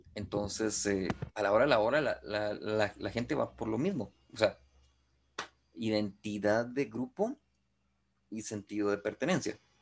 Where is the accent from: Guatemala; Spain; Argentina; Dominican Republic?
Guatemala; soy guatemalteco